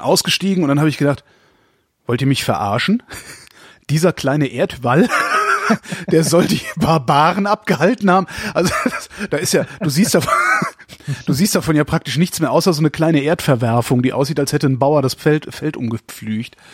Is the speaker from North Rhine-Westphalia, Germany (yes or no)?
yes; near Cologne, North Rhine-Westphalia, Germany; ich bin ja in der Nähe von Köln aufgewachsen